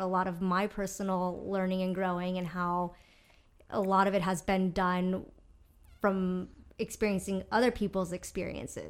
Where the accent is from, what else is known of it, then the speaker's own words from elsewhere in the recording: Mexico; growing up in Mexico